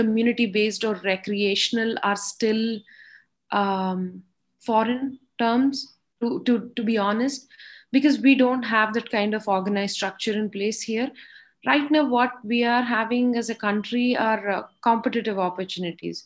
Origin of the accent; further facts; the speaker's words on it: India; moved away as an adult; also born or lived in Texas, United States; I was a physiotherapist from India.